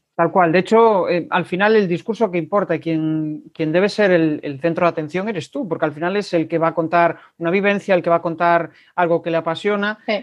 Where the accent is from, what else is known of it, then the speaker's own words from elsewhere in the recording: Galicia, Spain; como buenos gallegos